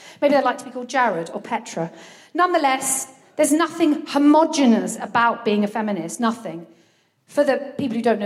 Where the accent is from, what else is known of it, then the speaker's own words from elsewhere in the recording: Brighton, South East England, United Kingdom; now in Folkestone, United Kingdom; I've spent a significant enough amount of time of my childhood in Brighton